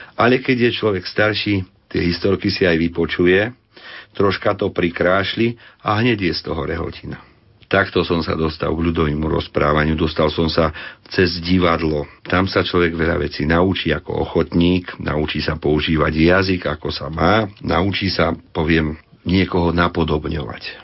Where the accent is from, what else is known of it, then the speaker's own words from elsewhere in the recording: Detva, Banská Bystrica Region, Slovakia; also born or lived in Trhanová (Podkriváň); som z Detvy, rodák z Podpoľany, narodený na Trhanovej